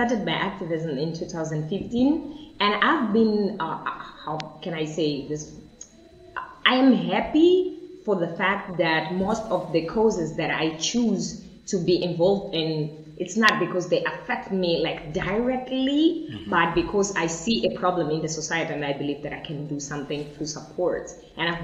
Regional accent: Mozambique; I'm from Mozambique.

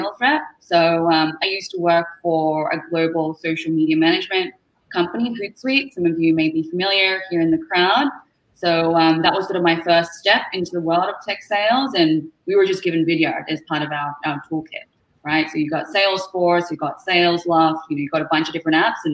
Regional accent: Melbourne, Victoria, Australia; now in Toronto, Canada; I'm from Melbourne, Australia, originally. You might be able to tell from the accent. We're not from here originally, but call Canada home right now, living in Toronto

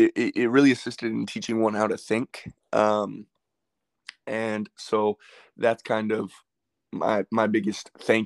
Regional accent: Palm Springs, California, United States; also born or lived in Phoenix, Arizona; I grew up in Palm Springs, California, which is a desert. And I spent my whole life there

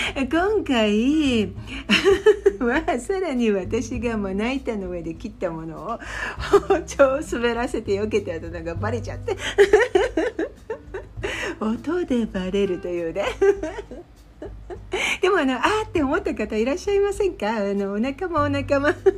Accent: Japan; moved away as an adult; 私は日本人で日本で育ったので

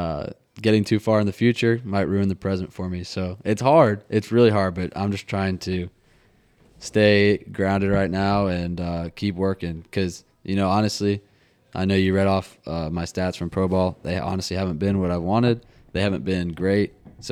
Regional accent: Atlanta, Georgia, United States; born there; I was born in Atlanta. Okay. Piedmont Hospital.

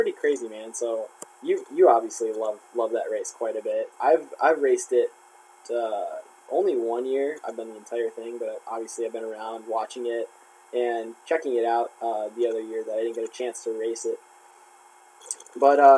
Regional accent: Midwest, United States; also born or lived in Wisconsin; we both have grown up and raced around the Midwest, and being that we live in America

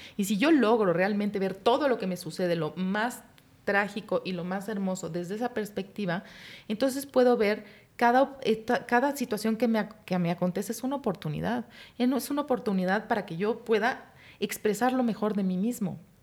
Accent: Mexico; Los mexicanos pudimos

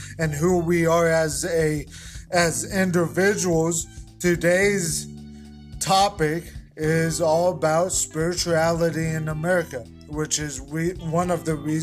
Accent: Colorado, United States; I am from Colorado. I was born there in 1991

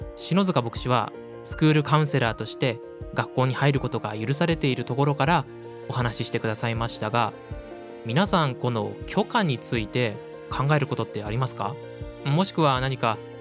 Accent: Ishikawa, Japan; moved away; 僕は他には生まれ育った石川

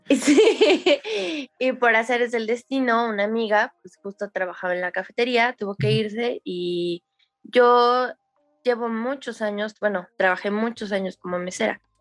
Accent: Mexico City, Mexico; soy de Ciudad de México.

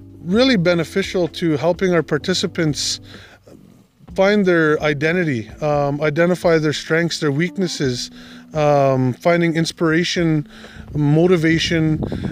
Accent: Manitoulin Island, Ontario, Canada; I'm from Chigging First Nation, which is here on Manitoulin Island, which is, again, local to Gwakwaduwin Mikan. I'm a full-blood Ojibwe. I've been born and raised here all my life.

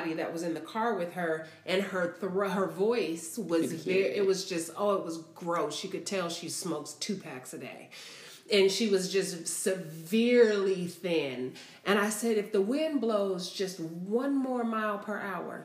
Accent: Seattle, Washington, United States; growing up in Seattle

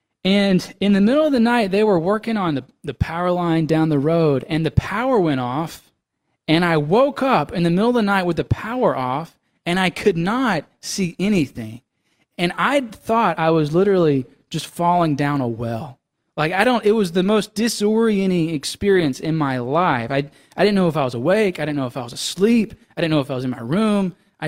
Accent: Mississippi, United States; You know, it's a whole, you know, I'm from Mississippi, so it's a whole continent away.

